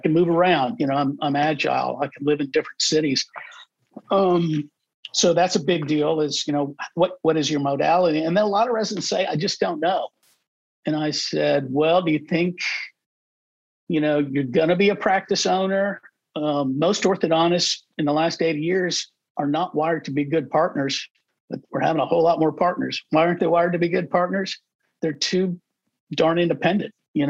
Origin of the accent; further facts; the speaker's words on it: Overland Park, Kansas, United States; because I want to live in Overland Park, Kansas, my hometown.